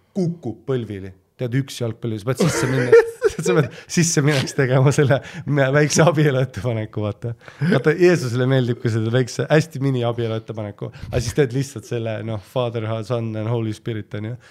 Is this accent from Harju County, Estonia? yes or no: yes; Püünsi, Harju County, Estonia; also born or lived in Poland; ma käisin ju Püünsi põhikoolis